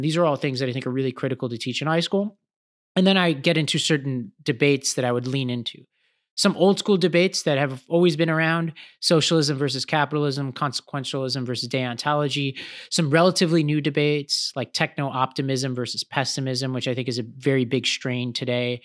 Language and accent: English; New York City, New York, United States; I grew up in Staten Island, New York